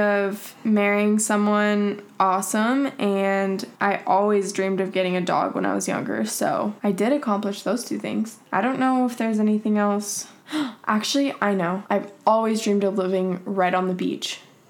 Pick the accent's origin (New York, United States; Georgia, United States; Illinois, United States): Georgia, United States; moved away as an adult; also born or lived in Kentucky / Virginia / Utah; now in Los Angeles, United States; was born in Kentucky, and then we moved to Virginia, and then my brother and sister were born in Virginia, and then we moved to Georgia, and that's where I pretty much grew up my whole life, and then I went to school in Utah